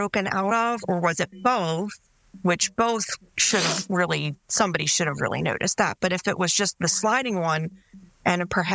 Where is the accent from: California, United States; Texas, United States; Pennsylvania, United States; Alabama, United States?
Pennsylvania, United States; Delaware County; growing up in Delco, like, you know, in my neighborhood